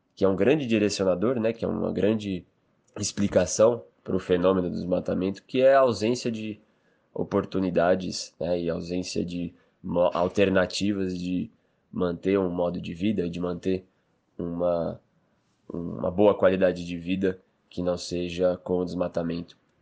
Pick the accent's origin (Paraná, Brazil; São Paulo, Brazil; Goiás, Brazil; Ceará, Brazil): São Paulo, Brazil; Eu sou natural de São Paulo, cresci e, enfim, passei toda a minha juventude no estado de São Paulo